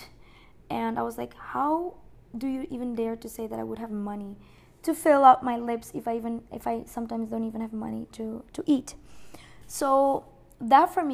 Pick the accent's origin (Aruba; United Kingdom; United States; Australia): Aruba; moved away; I grew up in Aruba